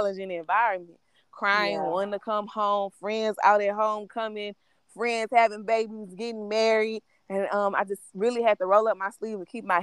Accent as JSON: {"language": "English", "town": "Baton Rouge", "region": "Louisiana", "country": "United States", "tie": "born or raised there", "also_born_or_lived": "Baker, Louisiana", "said": "I actually grew up in Baton Rouge, but I'm actually from Baker"}